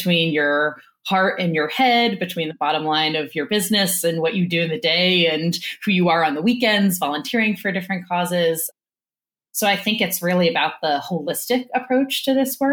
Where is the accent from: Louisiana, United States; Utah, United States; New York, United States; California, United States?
Louisiana, United States; New Orleans; moved away; I grew up in New Orleans